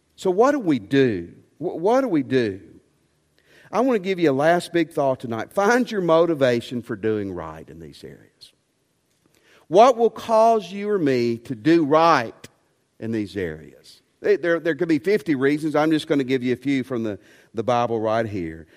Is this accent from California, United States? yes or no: no; West Tennessee, United States; I grew up in West Tennessee